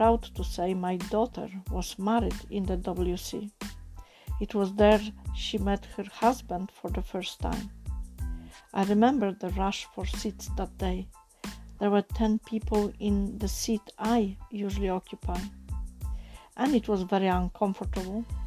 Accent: Poland; first language Polish; English is a second language; now in United Kingdom; as you probably gather from my accent, I am not English born, I am born in Poland

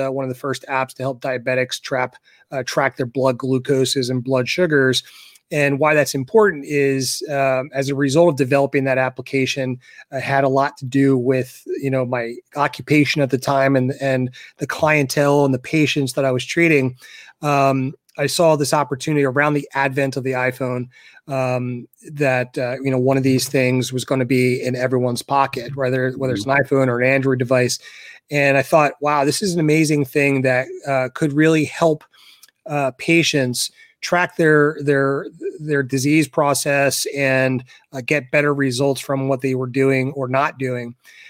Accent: Philadelphia, Pennsylvania, United States; now in Douglasville, United States; So I grew up in Philly, kind of a Philly transplant from Philly out to like the Douglasville area.

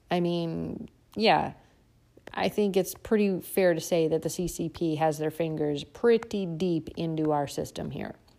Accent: United States

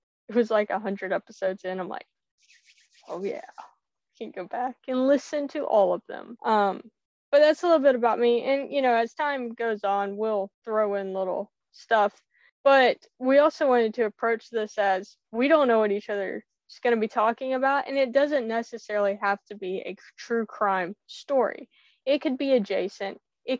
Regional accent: Texas, United States; also born or lived in Louisiana; now in Tennessee, United States; I was born in Louisiana, raised in Texas, and now I'm in good old Rocky Top.

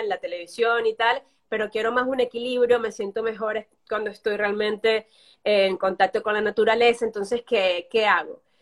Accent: Venezuela; moved away as an adult; now in Barcelona, Spain

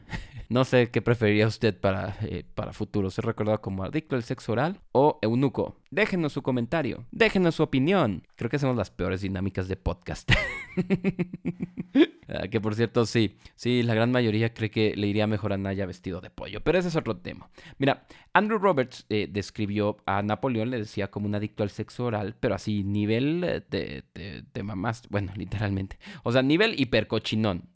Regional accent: Mexico; como mexicanos

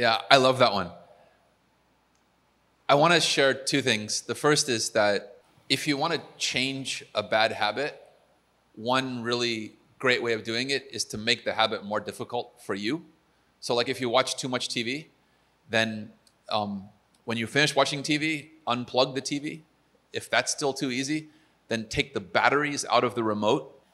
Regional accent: United States; as an American

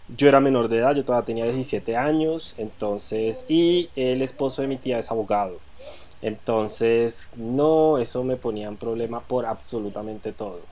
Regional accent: Granada, Colombia; born or raised there; now in Bogotá, Colombia

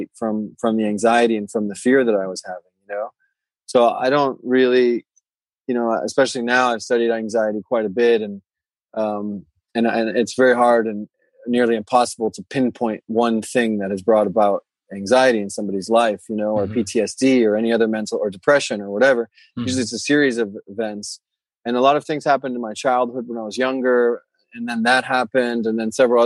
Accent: Florida, United States; moved away as an adult; also born or lived in Europe / Bali; I grew up in Florida and I lived there, you know, most until I was 20 or 21 or so. And then I took off and moved to Europe actually, and then found myself in Bali

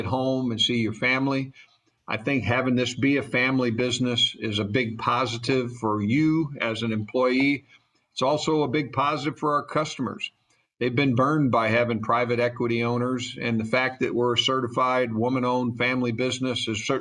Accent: St. Louis, Missouri, United States; now in Atlanta, United States; I was raised in St. Louis

